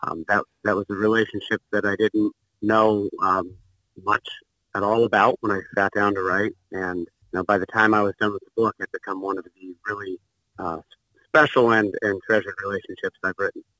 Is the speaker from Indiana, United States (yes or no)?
yes; Bloomington, Indiana, United States; I grew up in Bloomington, Indiana